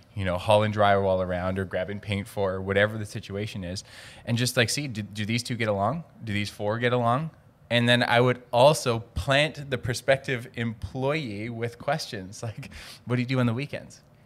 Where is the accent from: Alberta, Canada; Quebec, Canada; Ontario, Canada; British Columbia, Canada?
British Columbia, Canada; Cranbrook; now in Vancouver, Canada; I grew up in Cranbrook, British Columbia, small town, twenty-two thousand people, very southeast corner of British Columbia.